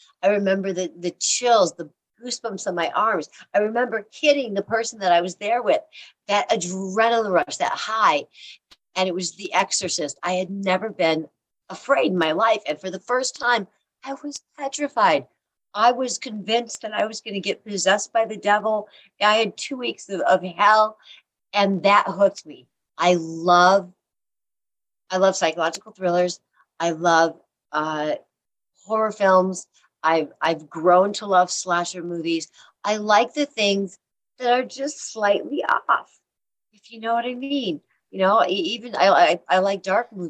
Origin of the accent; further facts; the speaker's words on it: Illinois, United States; moved away; also born or lived in California; I'm from Illinois.